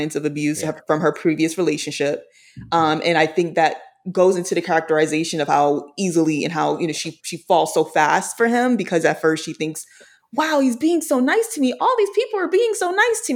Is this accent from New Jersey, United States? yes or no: no; New York City, New York, United States; I'm from Brooklyn